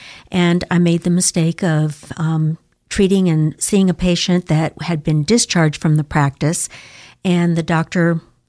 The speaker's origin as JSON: {"language": "English", "town": "Scottsdale", "region": "Arizona", "country": "United States", "tie": "born or raised there", "also_born_or_lived": "Twin Falls, Idaho / Castleford, Idaho", "moved": "yes", "lives_now": "Boise, United States", "said": "I'm from Arizona, and that's where I was raised."}